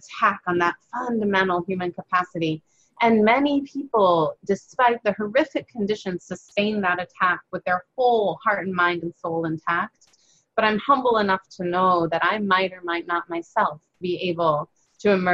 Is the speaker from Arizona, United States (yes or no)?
no; Chicago, Illinois, United States; I grew up in Chicago